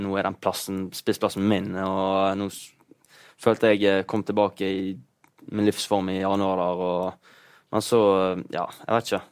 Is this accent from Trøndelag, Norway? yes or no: no; Bergen area, Vestland, Norway; fjorden der jeg er fra.